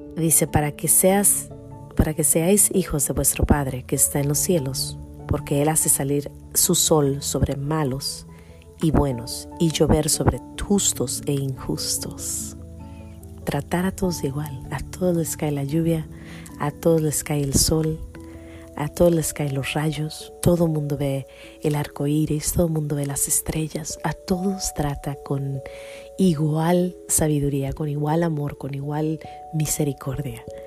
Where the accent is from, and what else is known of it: El Grullo, Jalisco, Mexico; born or raised there